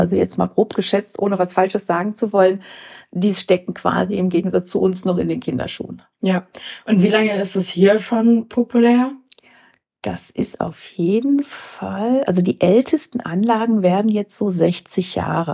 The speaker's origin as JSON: {"language": "German", "town": "Herscheid", "region": "North Rhine-Westphalia", "country": "Germany", "tie": "born or raised there", "also_born_or_lived": "Mainz", "moved": "as an adult", "said": "ich komme aus dem Sauerland, aus Herscheid, aus einem Ort, der 6.500 Einwohner hat, wo sich jeder kennt und sich jeder duzt"}